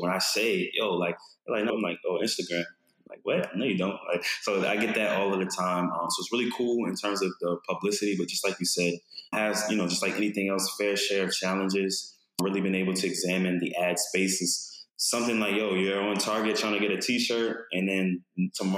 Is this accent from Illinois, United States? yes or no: no; Baltimore, Maryland, United States; I grew up in Baltimore, Maryland